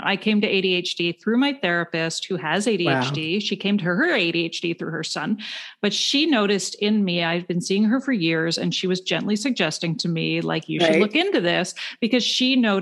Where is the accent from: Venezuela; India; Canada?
Canada; I'm from Canada